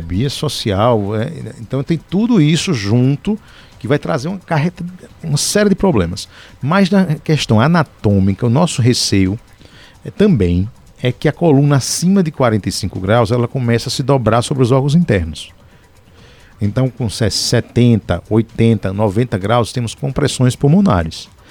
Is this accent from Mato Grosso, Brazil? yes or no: no; Paraíba, Brazil; lá na minha terra, na Paraíba